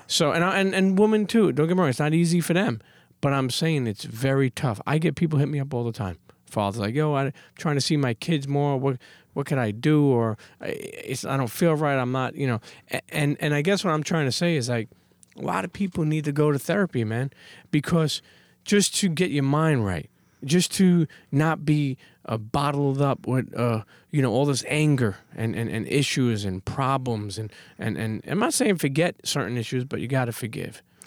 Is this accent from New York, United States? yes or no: yes; New York City, New York, United States; I love being a Brooklyn Knight. I love being a New Yorker.